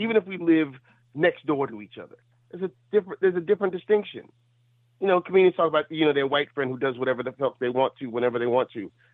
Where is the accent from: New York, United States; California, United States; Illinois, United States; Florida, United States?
New York, United States; New York City; I'm still from Brooklyn